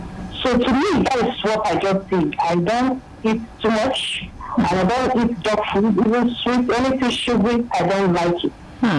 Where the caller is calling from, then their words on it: Ikeja, Lagos, Nigeria; I'm calling you from Ikeja.